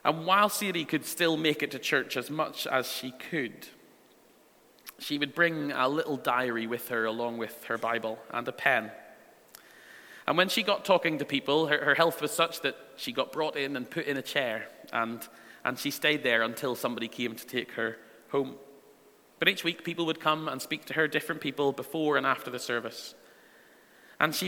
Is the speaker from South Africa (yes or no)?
no; Northern Ireland, United Kingdom; The church that I went to growing up in Northern Ireland